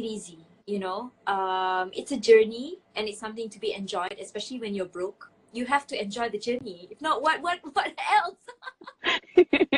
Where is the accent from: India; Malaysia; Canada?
Malaysia; now in Saudi Arabia; I am an entrepreneur living in Saudi Arabia, but I'm originally from Malaysia